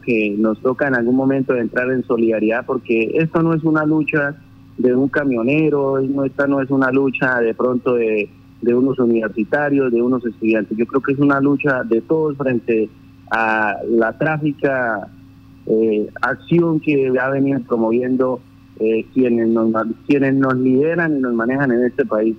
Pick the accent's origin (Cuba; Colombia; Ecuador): Colombia; sabiendo que somos colombianos